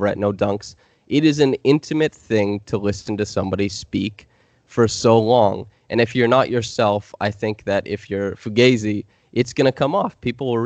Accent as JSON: {"language": "English", "country": "Canada", "accent": "Canadian", "said": "I noticed the affectations of my Canadian accent, because I don't think I have a typical Canadian accent in a lot of the ways I speak."}